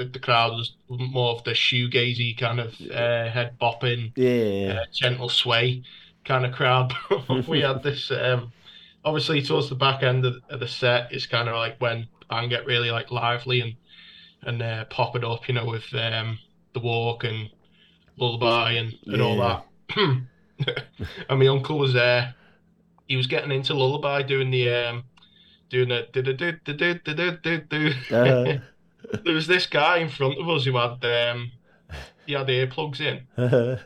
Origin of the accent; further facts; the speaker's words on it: United Kingdom; I am British